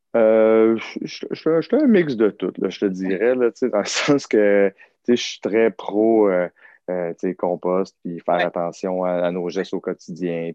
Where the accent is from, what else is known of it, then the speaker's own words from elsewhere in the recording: Saint-Liboire, Quebec, Canada; moved away as an adult; also born or lived in Saint-Hyacinthe; now in North Shore, Quebec, Canada; je viens d'un tout petit village qui s'appelle Saint-Liboire